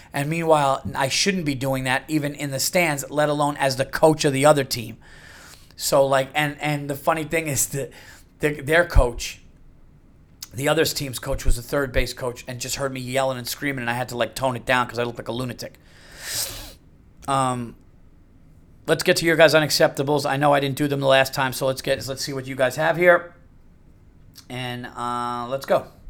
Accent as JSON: {"language": "English", "country": "United States", "said": "as an American"}